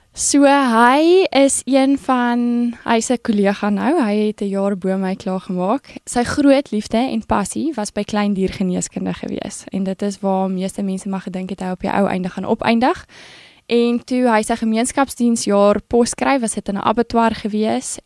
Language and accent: Afrikaans; Bloemfontein, Free State, South Africa; Ek het groot geword in Bloemfontein in die Vrystaat